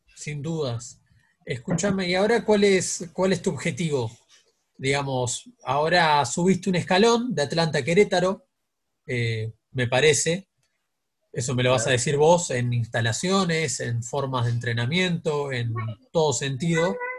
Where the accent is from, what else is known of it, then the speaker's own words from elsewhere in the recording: Uruguay; asumiste como somos los uruguayos.